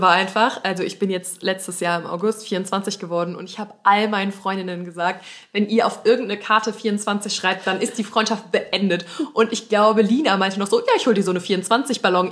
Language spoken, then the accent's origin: German; Kohlscheid, North Rhine-Westphalia, Germany; Also wir kommen aus Aachen, aber es gibt so ein Vordorf, der heißt ja. Kohlscheid und da kommen wir halt her